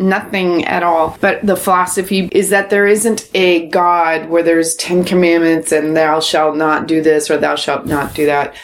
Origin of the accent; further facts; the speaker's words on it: United States; that's just being American